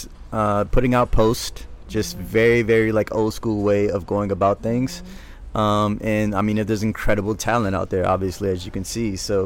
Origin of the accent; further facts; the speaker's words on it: New Orleans, Louisiana, United States; Growing up in New Orleans, there is a certain way, a certain moxie that kids have when they walk around and they talk to one another.